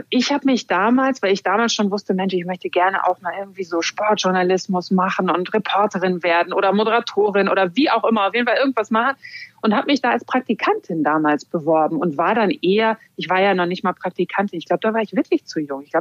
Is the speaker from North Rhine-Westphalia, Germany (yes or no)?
yes; Hamm, North Rhine-Westphalia, Germany; also born or lived in Cologne; Ich würde eher sagen, so mein, meine Region ist das Ruhrgebiet. Das ist so meine Heimat. Ähm, ich bin groß geworden unter anderem in Hamm und habe dann aber auch elf Jahre in Köln verbracht.